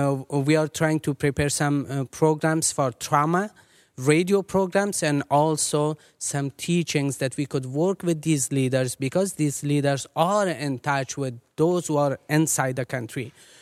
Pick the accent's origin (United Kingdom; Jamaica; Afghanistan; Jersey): Afghanistan; Kabul; moved away; I am an Afghan. I was born in Afghanistan, in Kabul.